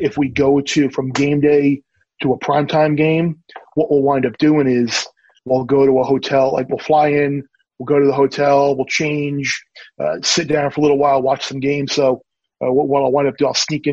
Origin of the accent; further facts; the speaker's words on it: Long Island, New York, United States; moved away as an adult; also born or lived in Miami; Growing up on Long Island